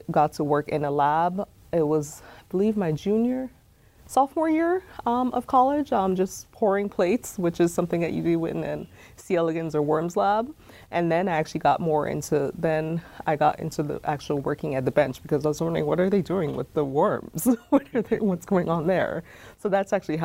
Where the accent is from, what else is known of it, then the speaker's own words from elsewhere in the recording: Perth Amboy, New Jersey, United States; also born or lived in Jamaica / California; now in Indiana, United States; I grew up in Perth Amboy, New Jersey, which is an urban city that's in central New Jersey